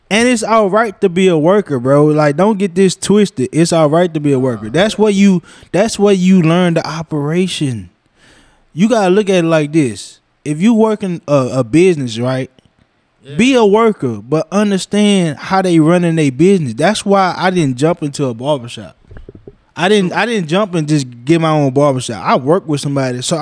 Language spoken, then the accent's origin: English; Lecompte, Louisiana, United States; even though I'm from Lecompte, you was the first barber I know that opened a barbershop there.